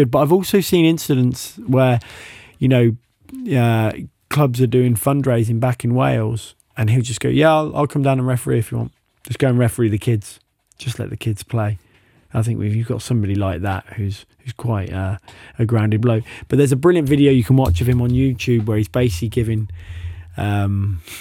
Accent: France; English is a second language; I am from France.

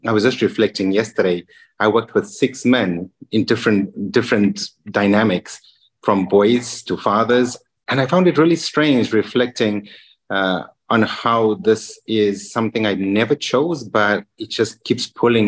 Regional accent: Zimbabwe; English is a second language; also born or lived in Ramsgate / Margate / Bristol / London; now in Luxembourg; Being an English, Zimbabwe is a British colony. So we didn't have too much of a culture shock in terms of language and ways. I have a lot of family in the UK.

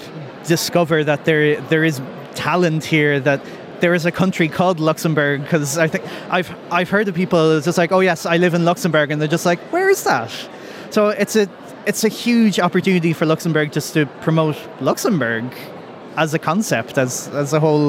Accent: Ireland; now in Belgium; I am from Ireland, but I currently live in Belgium.

